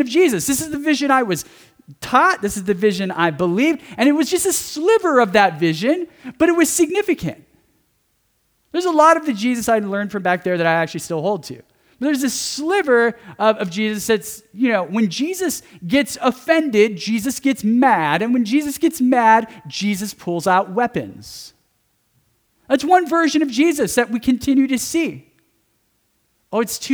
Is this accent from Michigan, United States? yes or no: no; California, United States; growing up in California, having family members and friends that are Latino